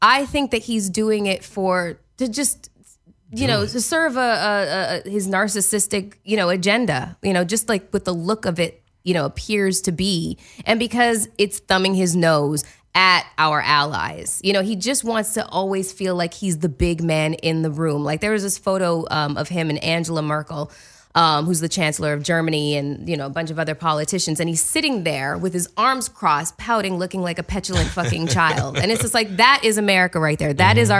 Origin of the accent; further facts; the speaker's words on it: Canada; I can't. I'm Canadian. I can't.